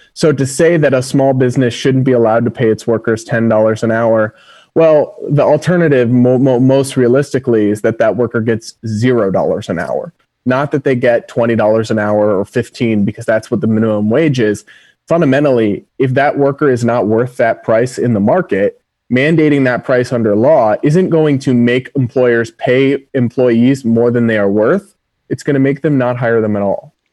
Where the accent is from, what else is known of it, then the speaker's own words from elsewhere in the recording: Massachusetts, United States; the biggest public school in my home state of Massachusetts